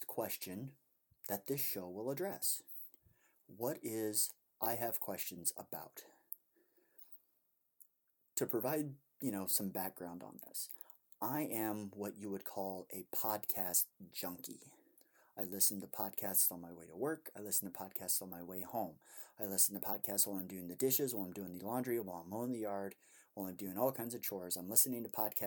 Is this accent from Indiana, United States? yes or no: yes; Indiana, United States; my home state of Indiana